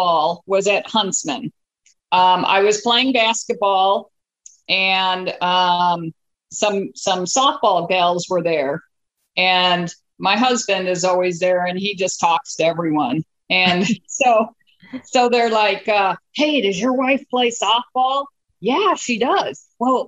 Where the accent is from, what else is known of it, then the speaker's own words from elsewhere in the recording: Chicago, Illinois, United States; I grew up in the Chicagoland area, oldest of seven kids.